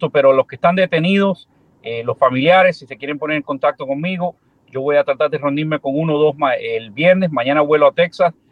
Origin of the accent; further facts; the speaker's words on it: Cuba; now in United States; la mayoría de nosotros que no nacimos aquí, vinimos buscando esa libertad y, nos duele como cubanos